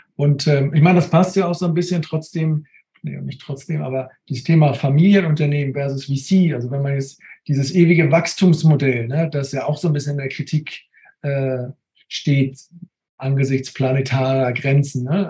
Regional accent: Neumünster, Schleswig-Holstein, Germany; hier bei uns bei den Stadtwerken in Neumünster, da wo ich herkomme

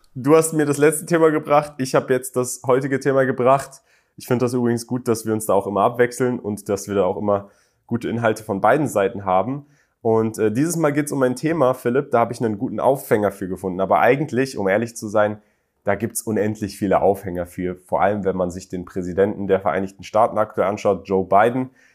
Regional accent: Berlin, Germany; moved away as an adult; ich bin in Berlin aufgewachsen

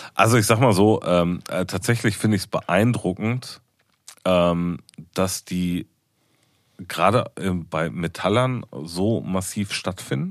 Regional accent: Ruhr area, North Rhine-Westphalia, Germany; wir sind aus dem Pott

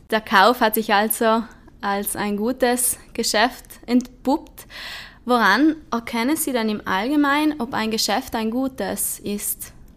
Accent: South Tyrol, Trentino-Alto Adige, Italy; wie wir in Südtirol sagen, Hydrauliker

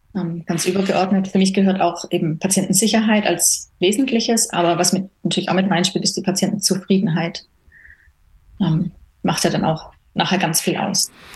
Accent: Baden-Württemberg, Germany; moved away as an adult; now in Switzerland; Ich komme ursprünglich, komme ich eben aus Deutschland, ähm, aus Baden-Württemberg

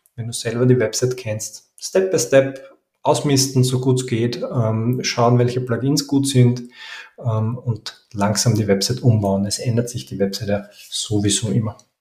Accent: Vienna, Austria; Ich komme aus Wien

